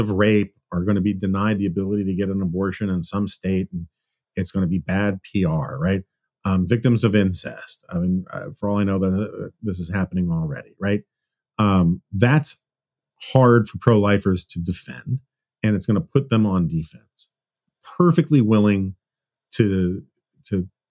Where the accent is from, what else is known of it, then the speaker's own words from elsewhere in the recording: New York, United States; moved away; I spent my formative years growing up in New York